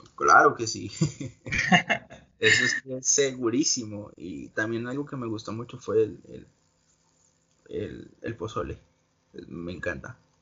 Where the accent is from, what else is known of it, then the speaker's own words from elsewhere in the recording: Colombia; now in United States; Yo, soy colombiano y espero en unos, en unos tres años poder volver a Colombia